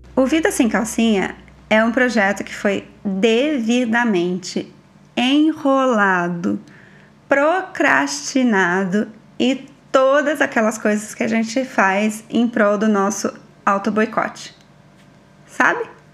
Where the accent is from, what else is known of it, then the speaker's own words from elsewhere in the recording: interior of São Paulo, Brazil; sou do interior de São Paulo